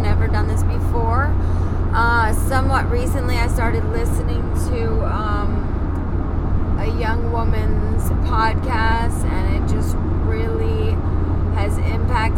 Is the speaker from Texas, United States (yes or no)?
no; Florida, United States; moved away as an adult; also born or lived in Massachusetts / Fort Lauderdale / San Francisco; now in California, United States; I was born in Massachusetts, and my dad moved me to Florida when I was about 7. So I always say I was Floridianized by him, and you know, I lived in Florida most of my life